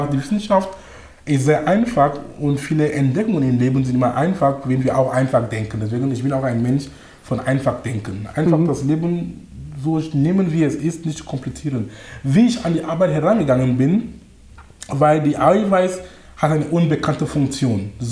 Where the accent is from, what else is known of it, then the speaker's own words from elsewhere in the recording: Cameroon; German is a second language; moved away as an adult; also born or lived in Darmstadt, Germany / Munich, Germany / Duisburg-Essen, Germany; now in Germany; ich komme aus Kamerun ursprünglich. Ich bin nach Deutschland äh, vor fast 19 Jahren gekommen. Das war wegen Studium. Das heißt, ich war 22 Jahre alt damals